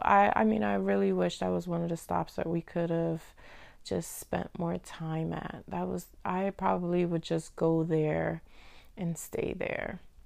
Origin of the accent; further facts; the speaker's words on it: Dominican Republic; I'm from Dominican Republic